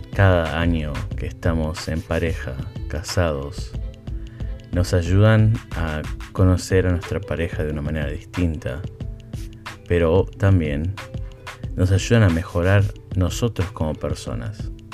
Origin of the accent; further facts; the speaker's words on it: Buenos Aires, Argentina; first language Spanish; now in United States; mi esposa es de acá de Estados Unidos, yo soy de Argentina